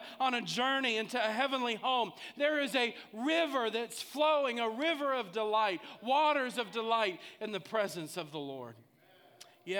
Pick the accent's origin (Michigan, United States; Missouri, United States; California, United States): Missouri, United States; St. Louis; I grew up in St. Louis